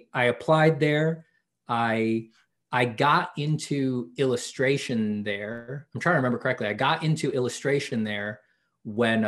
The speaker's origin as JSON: {"language": "English", "region": "New York", "country": "United States", "tie": "born or raised there", "moved": "yes", "said": "I'm from New York"}